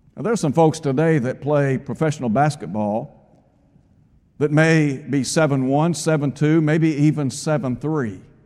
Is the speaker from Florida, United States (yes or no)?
no; Chattanooga, Tennessee, United States; When I was a child growing up in Chattanooga, the neighborhood that I lived in, we knew everybody.